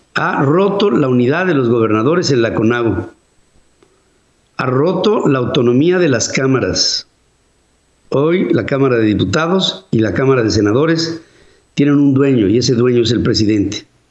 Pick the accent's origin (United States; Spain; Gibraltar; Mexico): Mexico; nosotros los mexicanos